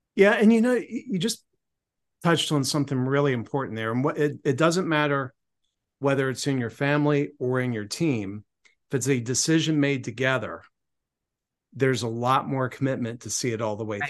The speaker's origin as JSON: {"language": "English", "town": "Cambridge", "region": "Maryland", "country": "United States", "tie": "born or raised there", "moved": "yes", "said": "my hometown of Cambridge, Maryland"}